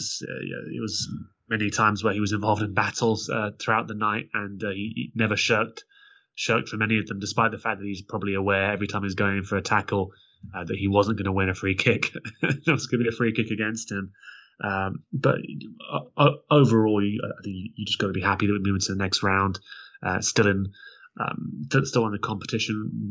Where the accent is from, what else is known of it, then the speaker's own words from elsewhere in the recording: London, United Kingdom; I grew up in North London